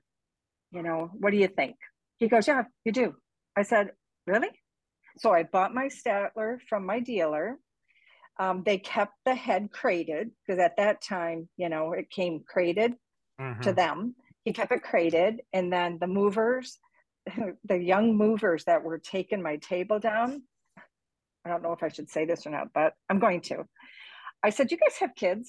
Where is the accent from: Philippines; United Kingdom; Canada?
Canada; now in Cape Coral, United States; I'm from Canada.